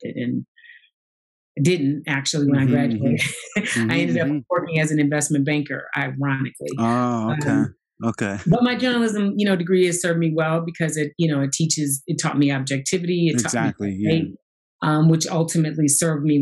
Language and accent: English; St. Louis, Missouri, United States; moved away as an adult; I grew up in St. Louis. I am from St. Louis, Missouri.